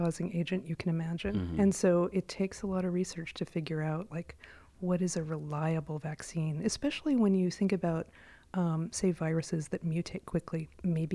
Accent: United States; I am an American through and through

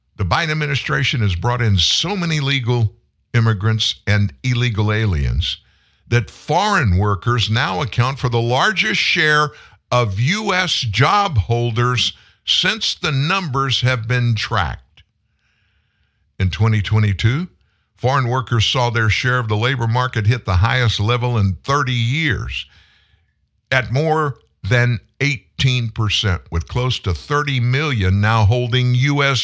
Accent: South Louisiana, United States; I'm in Louisiana. Oh my gosh, my entire life. I'm, I'm from South Louisiana

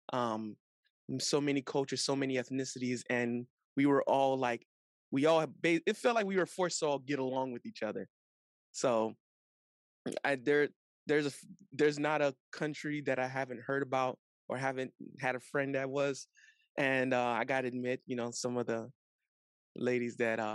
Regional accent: North Miami, Florida, United States; I'm from Miami, Florida. Specifically, I was born and raised in North Miami

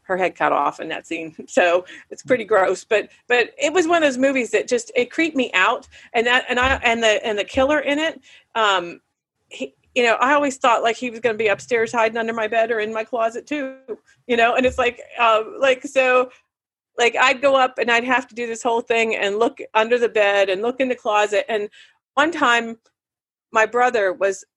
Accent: Punxsutawney, Pennsylvania, United States; the movie theater that I grew up in Punxsie with, the Jefferson Theater

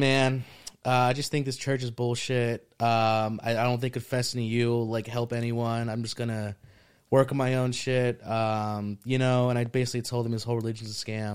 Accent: New Jersey, United States; also born or lived in Morristown / Mendham / Egg Harbor / Ecuador; I grew up in Jersey

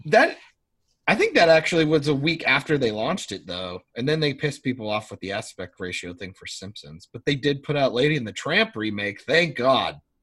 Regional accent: Minnesota, United States; I'm American.

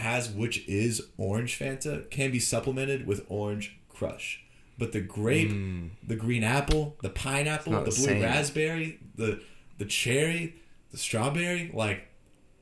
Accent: Georgia, United States; we are from Georgia

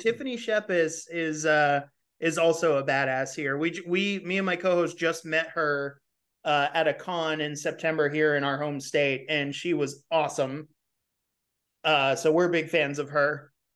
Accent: California, United States; moved away; I'm from California.

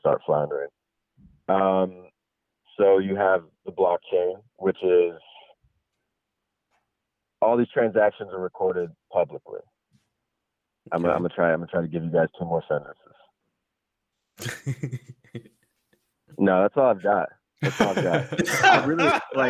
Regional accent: Virginia, United States; I'm from Virginia

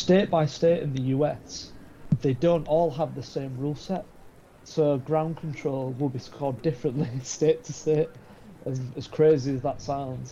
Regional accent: United Kingdom; I'm a Brit flag. I grew up here

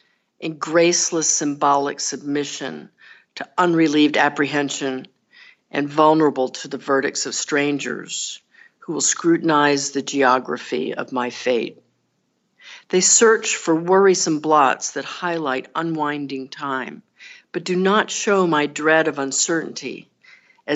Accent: Texas, United States; accent: Southern; moved away as an adult; also born or lived in Northeast United States; So I'm from the South. I was born and raised in Texas, and I've lived in other places, including in the Northeast, but here I am back in the South now

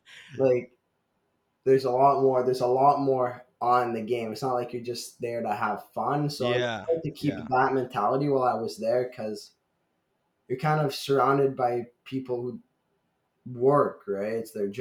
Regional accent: Ottawa, Ontario, Canada; moved away; one of my games in my hometown in Ottawa

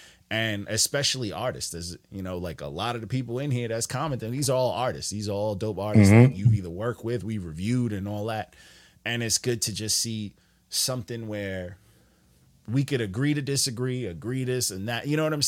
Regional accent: New York, United States; I'm from New York. I'm from New York.

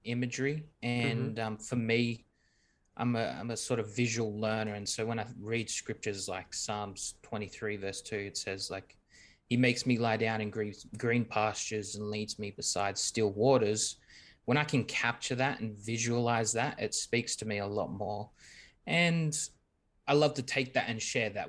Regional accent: Australia; We're from Australia.

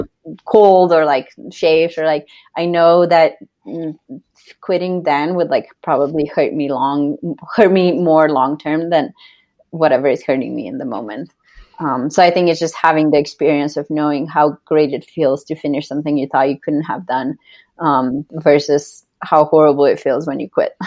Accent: Slovenia; moved away as an adult; now in Denver, United States; I grew up in Slovenia and I was on the Slovenian gymnastics team

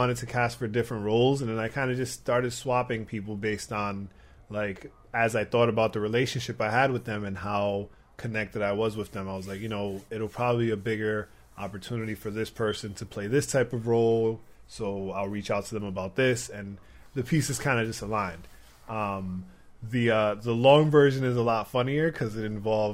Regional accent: Providence, Rhode Island, United States; now in New York, United States; my hometown, Providence, Rhode Island.

